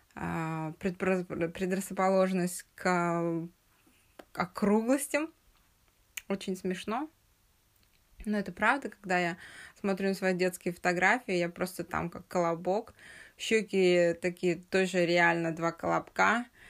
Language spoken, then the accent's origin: Russian; Uralsk, West Kazakhstan Region, Kazakhstan; also born or lived in Russia; Я родилась в Уральске